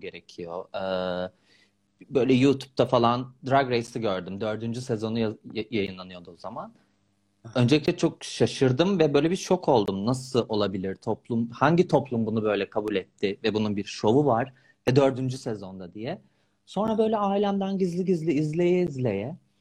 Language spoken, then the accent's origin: Turkish; İzmir, Turkey; moved away as an adult; İzmirliyim ben aslında. İzmir'in kızları biliyorsun.